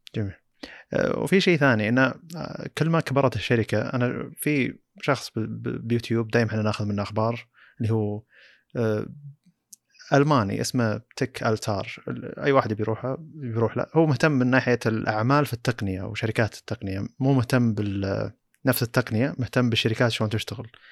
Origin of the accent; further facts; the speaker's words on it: Saudi Arabia; عندنا في السعوديه